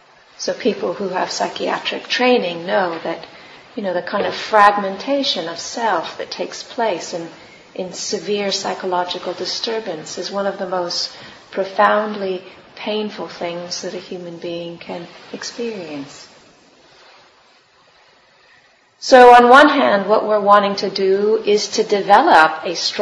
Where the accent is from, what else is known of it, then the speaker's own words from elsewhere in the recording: California, United States; moved away; I'm from California